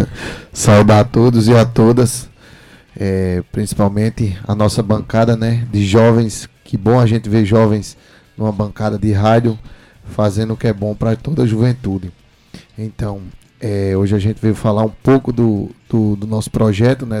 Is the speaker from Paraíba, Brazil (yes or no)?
yes; João Pessoa, Paraíba, Brazil; Sou morador do Castelo Branco. Nasci e me criei no Castelo Branco, bem pertinho.